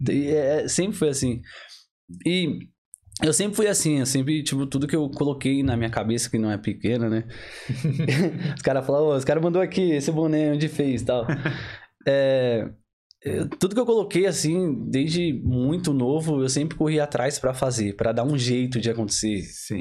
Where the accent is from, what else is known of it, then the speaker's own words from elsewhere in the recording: Diadema, São Paulo, Brazil; moved away as an adult; now in Ireland; eu vim lá de Diadema